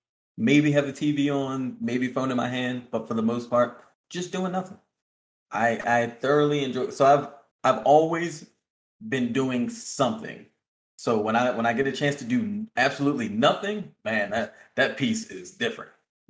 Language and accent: English; East Coast, United States; Favorite food based for the simple fact that I'm from the East Coast.